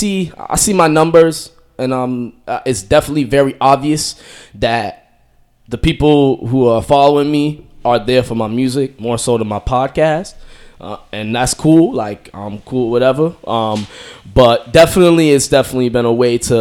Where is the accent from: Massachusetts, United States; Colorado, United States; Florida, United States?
Massachusetts, United States; Boston; I'm from Rosendale, Massachusetts, representing Beantown